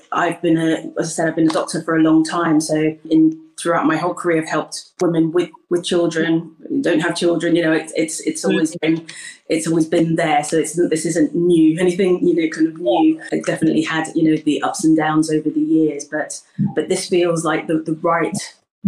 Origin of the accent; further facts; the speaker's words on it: United Kingdom; I was born in the UK and I'm Ghanaian, so I'm British Ghanaian